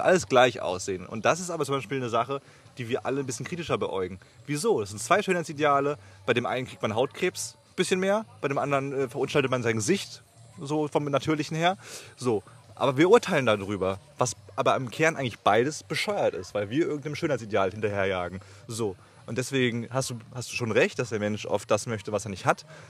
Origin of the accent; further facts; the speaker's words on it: Germany; wir als, gerade als Deutsche